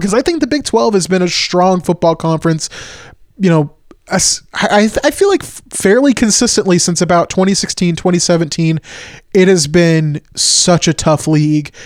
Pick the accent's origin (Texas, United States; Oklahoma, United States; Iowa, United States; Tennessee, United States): Oklahoma, United States; growing up in Oklahoma